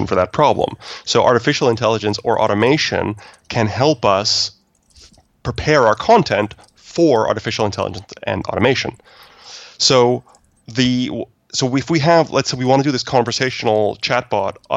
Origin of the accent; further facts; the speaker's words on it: Canada; I'm Canadian